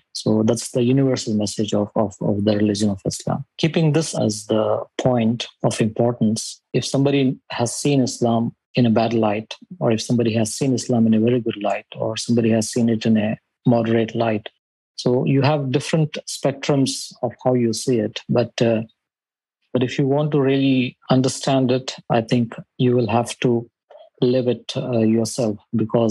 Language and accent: English; India; moved away as an adult; also born or lived in Saudi Arabia; now in Dubai, United Arab Emirates; I'm from India. And I've been living in Dubai for almost 15 years now